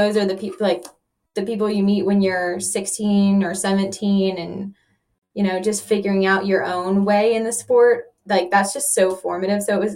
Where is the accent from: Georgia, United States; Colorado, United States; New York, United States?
Georgia, United States; Atlanta; I grew up in Atlanta